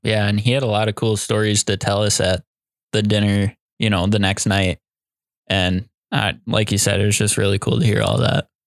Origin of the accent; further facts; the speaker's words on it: Iowa, United States; we're from Iowa